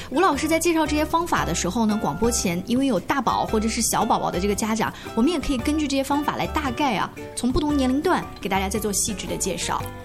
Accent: China; 我们中国人确实平时吃饭的时候不太讲这一套

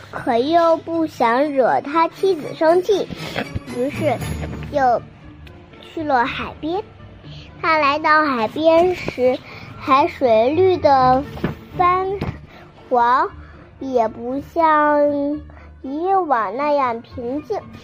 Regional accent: Binzhou, Shandong, China; 我来自山东省滨中市

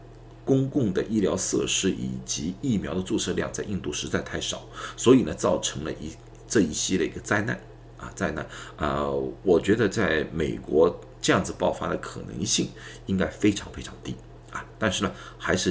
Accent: China; now in United States; 如果说去年啊，刚刚疫情刚刚开始的时候，人家也躲开我们中国人的话，我们心里也会比较难受啊。

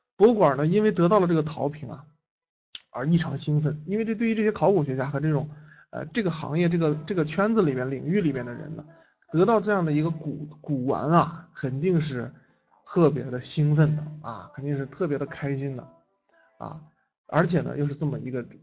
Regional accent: China; 作为一个中国人

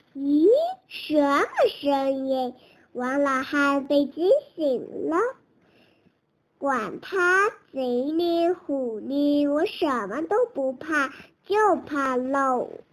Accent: Kunming, Yunnan, China; 今年四岁，我我来自云南昆明。

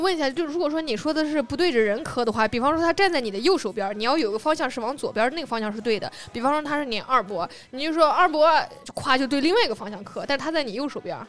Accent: Urumqi, Xinjiang, China; 我爸妈是出生在那边儿的。因为我出生在乌鲁木齐，所以我对于那个老家他没有那个朋友的概念

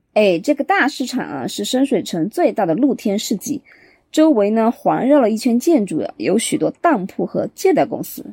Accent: Chengdu, Sichuan, China; accent: Chengdu dialect; 咱们成都话

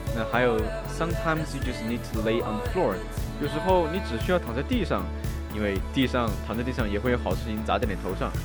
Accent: China; 我们中国人

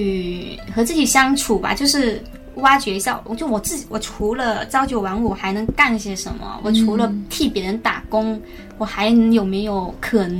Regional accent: Zhanjiang, Guangdong, China; accent: non-standard Mandarin (Guangdong); 广东人嘛，就是大家都说我的普通话不标准。

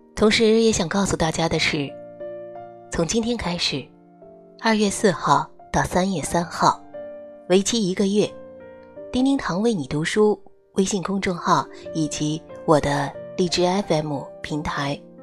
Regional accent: China; 我们中国人

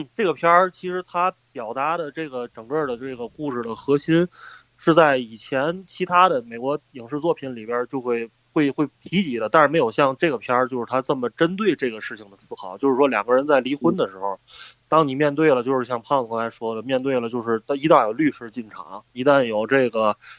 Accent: China; 我们作为中国人

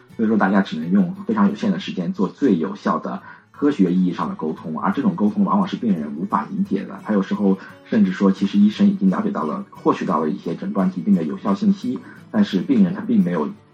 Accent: Yangzhou, Jiangsu, China; moved away as an adult; now in Shanghai, China; 我是扬州人，对，我还是想离家近一点

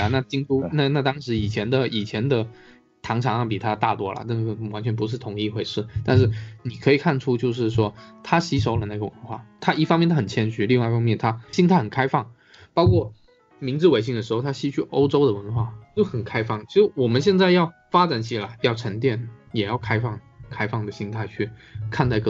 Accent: China; 其实中国有中国自己的文化吧，就是我们也有自己的一个习俗。

